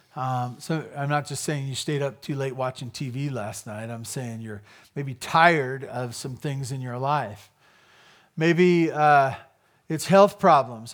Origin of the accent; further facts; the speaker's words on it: United States; as an American